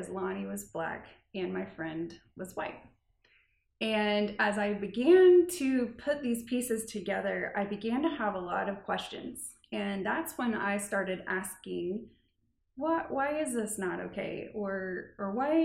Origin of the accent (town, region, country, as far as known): Lee's Summit, Missouri, United States; born or raised there; also born or lived in Kansas City, Missouri